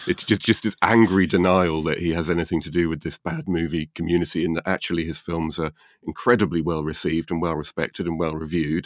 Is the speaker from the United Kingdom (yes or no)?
yes; United Kingdom; Being British